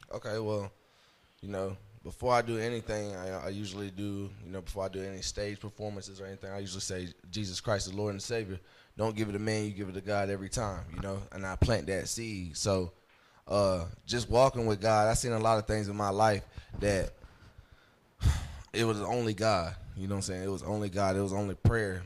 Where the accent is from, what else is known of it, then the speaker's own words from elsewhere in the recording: St. Pauls, North Carolina, United States; also born or lived in Hope Mills, North Carolina / Fayetteville, North Carolina; I was grew up in uh, St. Paul's, North Carolina